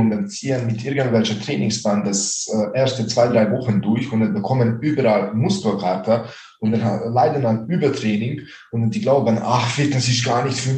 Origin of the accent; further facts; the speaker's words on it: Baden-Württemberg, Germany; ich bin äh, von Nähe von Ravensburg.